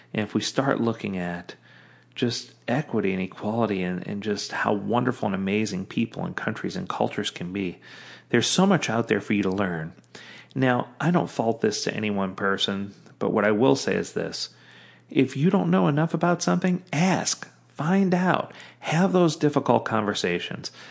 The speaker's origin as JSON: {"language": "English", "region": "the South", "country": "United States", "tie": "born or raised there", "said": "growing up in the South, where there was lots of racial injustice going both ways"}